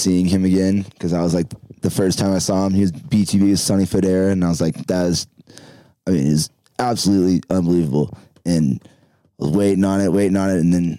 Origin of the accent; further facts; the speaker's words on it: Nashville, Tennessee, United States; moved away as an adult; also born or lived in Panama City, Florida; now in Denver, United States; I'm from Nashville, Tennessee, and I went to school, University of Denver.